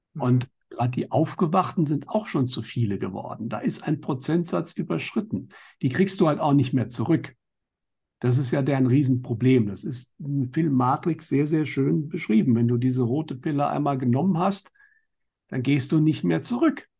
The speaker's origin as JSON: {"language": "German", "country": "Germany", "said": "bei uns in Deutschland"}